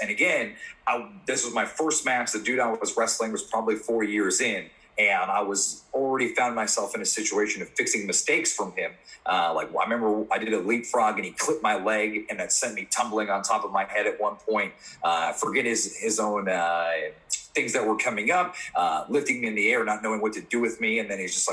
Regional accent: New York City, New York, United States; I'm from Brooklyn

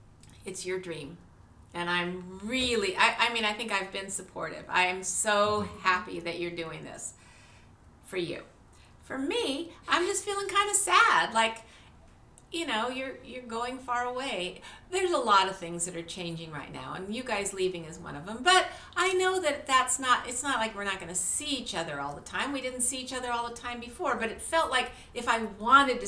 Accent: California, United States; you're a sixth generation Californian. I'm fifth generation.

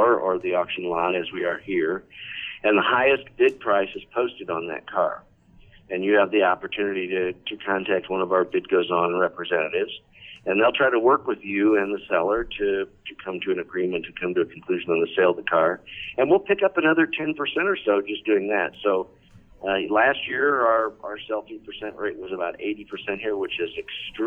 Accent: Chicago, Illinois, United States; I come from Chicago

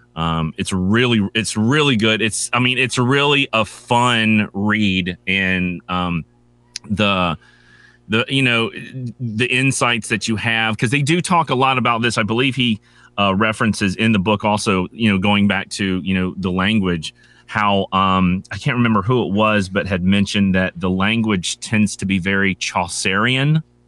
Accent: North Carolina, United States; I'm from North Carolina

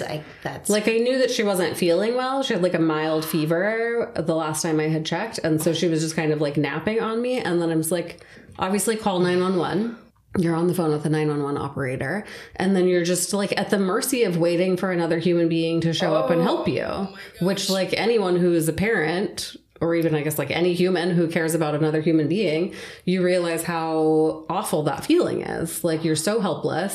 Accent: Southern California, United States; also born or lived in Santa Cruz / Seattle; I was born and raised here in Southern California

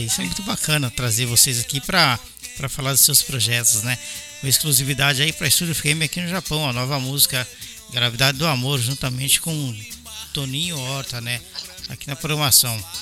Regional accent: São Paulo, Brazil; moved away as an adult; also born or lived in Belo Horizonte, Brazil; now in Japan; Eu sou paulista, nasci em São Paulo

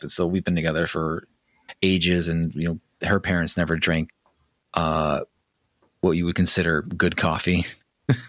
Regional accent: Chicago, Illinois, United States; moved away; I grew up in Chicago.

